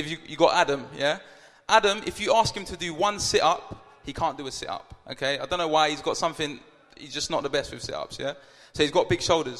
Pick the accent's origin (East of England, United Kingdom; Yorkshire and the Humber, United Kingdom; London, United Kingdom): London, United Kingdom; I'm from South London